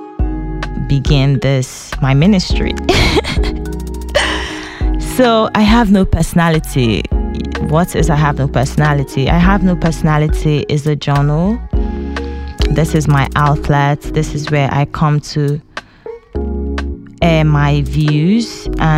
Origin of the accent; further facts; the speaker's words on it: Nigeria; moved away as an adult; now in Dijon, France; I'm a female from Nigeria, but I currently live in France.